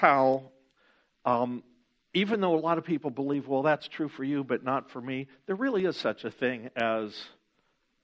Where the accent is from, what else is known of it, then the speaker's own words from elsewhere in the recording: Ohio, United States; moved away; when I was a kid growing up in Ohio